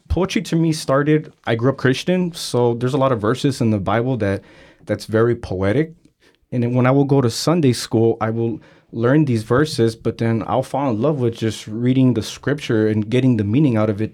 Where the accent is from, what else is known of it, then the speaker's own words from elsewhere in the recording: San Francisco, California, United States; I'm from San Francisco, born and raised. I grew up in San Francisco during a time period that it was really bad in the Mission District